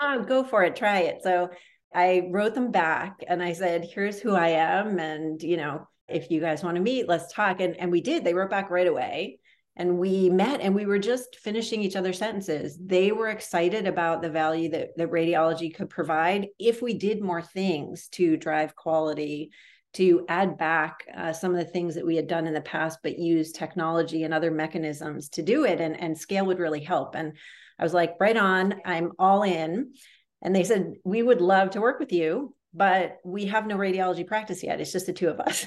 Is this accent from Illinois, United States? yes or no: no; a suburb outside of Boston, Massachusetts, United States; I grew up in a suburb outside of Boston, Massachusetts